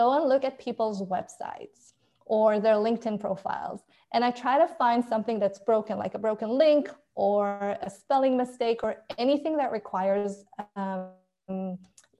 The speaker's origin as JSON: {"language": "English", "country": "Israel", "moved": "as an adult", "lives_now": "United States", "said": "So I am originally from Israel, and I moved to the US 3 years ago"}